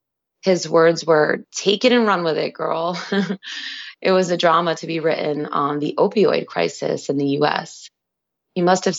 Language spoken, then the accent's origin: English; Staten Island, New York, United States; it meant a lot to me to film in my hometown where I had lost so many loved ones to that epidemic.